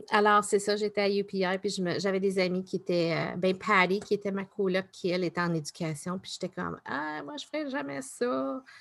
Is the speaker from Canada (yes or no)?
yes; Newfoundland and Labrador, Canada; born there; Plus je suis neuf, parce que je suis née à Terre-Neuve.